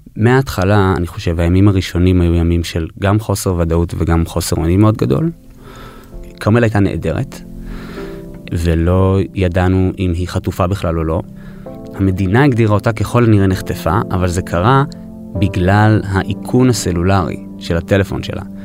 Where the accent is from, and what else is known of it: New York, United States; born or raised there